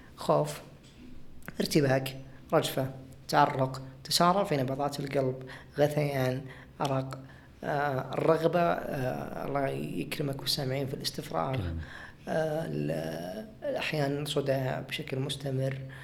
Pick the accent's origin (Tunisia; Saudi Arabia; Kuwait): Saudi Arabia